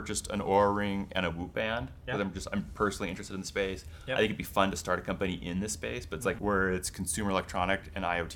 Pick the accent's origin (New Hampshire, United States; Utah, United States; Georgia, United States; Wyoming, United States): Utah, United States; We're both from Utah